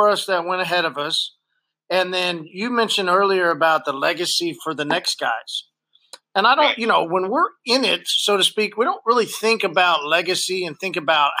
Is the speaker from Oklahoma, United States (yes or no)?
yes; Oklahoma, United States; since we're from Oklahoma